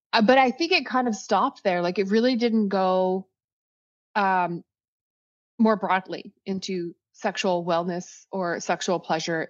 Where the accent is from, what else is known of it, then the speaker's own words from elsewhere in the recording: Saskatchewan, Canada; moved away; originally I'm from, I'm from Saskatchewan. I'm second generation Canadian